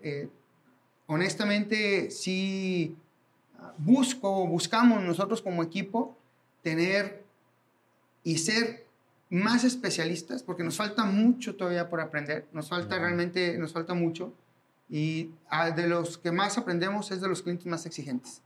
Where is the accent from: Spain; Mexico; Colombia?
Mexico; como mexicanos